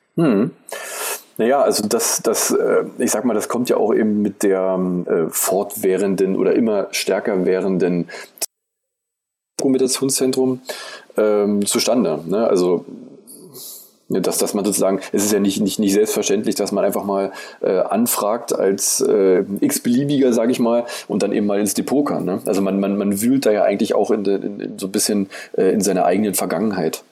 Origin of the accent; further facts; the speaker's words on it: Eisenhüttenstadt, Brandenburg, Germany; moved away; Eisenhüttenstadt ist im Prinzip meine Heimat. Da aber sozusagen drei von den äh, Wohnorten, in denen ich eben gewohnt hatte, ähm, abgerissen wurden